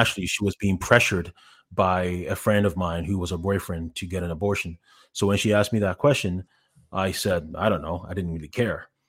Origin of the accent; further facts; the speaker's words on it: Canada; moved away as an adult; also born or lived in Ghana / Montreal / Toronto / Los Angeles; now in Columbus, United States; when I was ten years old, we moved to, my family and I, we moved to Canada. Uh, I was originally in Montreal, then, then Toronto.